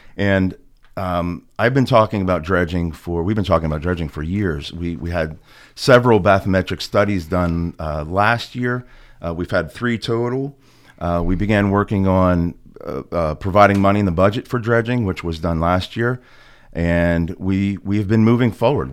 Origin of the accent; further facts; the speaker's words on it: Clearfield, Pennsylvania, United States; When I was a kid growing up in Clearfield